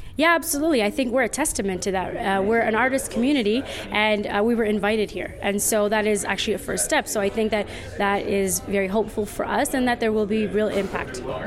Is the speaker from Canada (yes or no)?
yes; Toronto, Ontario, Canada; now in Rwanda; I'm from Toronto, Canada. Currently living in Rwanda